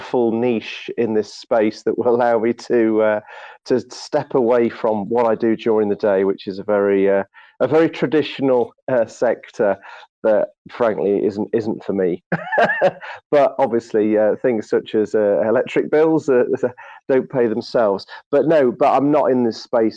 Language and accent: English; United Kingdom; I'm being British